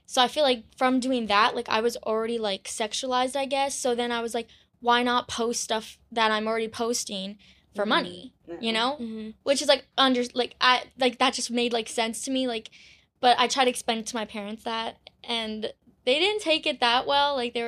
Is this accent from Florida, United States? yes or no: yes; Parkland, Florida, United States; I'm from Florida.